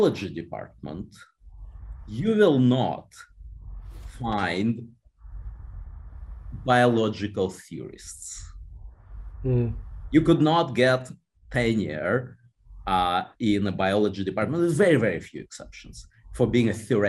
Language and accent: English; Moscow, Russia; moved away as an adult; now in United States; I was born in Moscow, and I lived in Moscow till I was 20 years old.